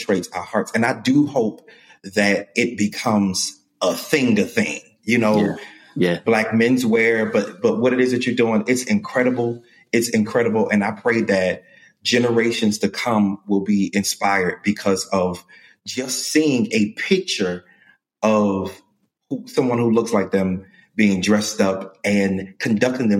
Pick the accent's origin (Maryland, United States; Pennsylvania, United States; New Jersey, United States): Maryland, United States; Baltimore; moved away; I'm from Baltimore, Maryland originally